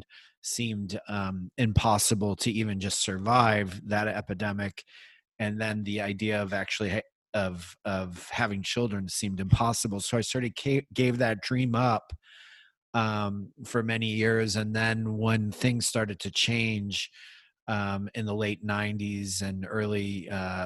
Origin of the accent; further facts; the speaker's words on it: Midwest, United States; now in Bay Area, United States; I grew up in the Midwest in a Irish, German, Catholic family